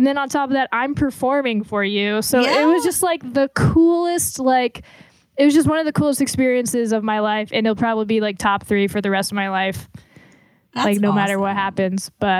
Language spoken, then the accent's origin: English; Atlanta, Georgia, United States; born there; Like I was born in Atlanta.